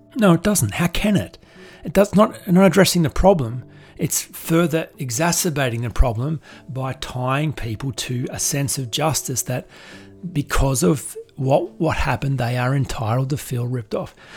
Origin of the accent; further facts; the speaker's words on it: Australia; being a man, being being white, being wealthy, being Australian